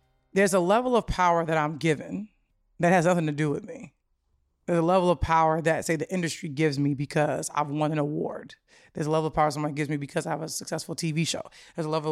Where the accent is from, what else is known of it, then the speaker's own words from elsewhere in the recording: Chicago, Illinois, United States; I'm a Chicagoan through and through